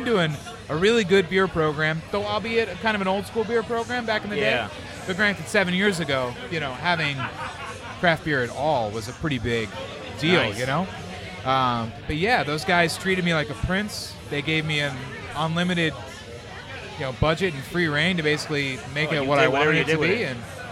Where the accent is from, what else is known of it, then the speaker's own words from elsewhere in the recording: San Diego, California, United States; moved away; growing up in San Diego